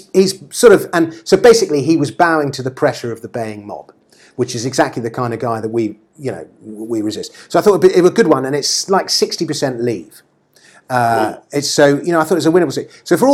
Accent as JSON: {"language": "English", "region": "England", "country": "United Kingdom", "said": "I consider myself English."}